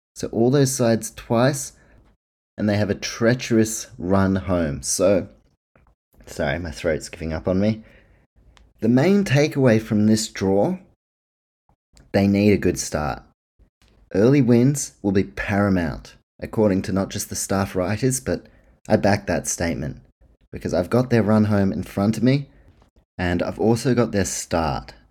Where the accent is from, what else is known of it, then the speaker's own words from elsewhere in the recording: New Zealand; I am a Kiwi